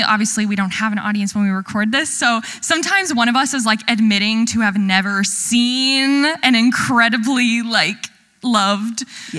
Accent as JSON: {"language": "English", "region": "Ohio", "country": "United States", "said": "And so we are from Ohio."}